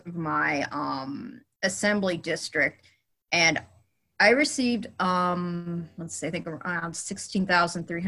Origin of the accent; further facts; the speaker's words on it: Los Angeles, California, United States; I was born and raised in Los Angeles, California.